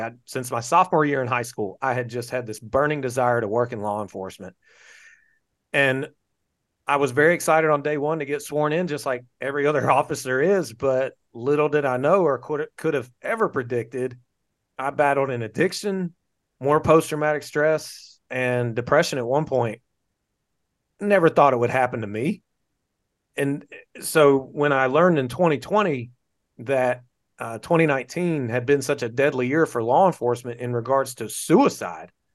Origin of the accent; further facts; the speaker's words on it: North Carolina, United States; moved away as an adult; now in Florida, United States; I'm from North Carolina, born and raised in North Carolina